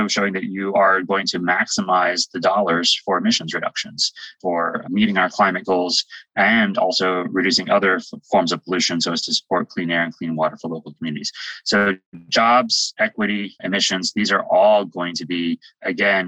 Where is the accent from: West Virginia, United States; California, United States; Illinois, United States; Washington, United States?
West Virginia, United States; I'm from West Virginia